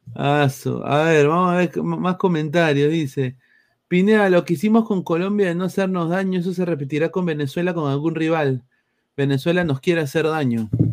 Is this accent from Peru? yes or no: yes; Lima, Peru; Yo soy de Lima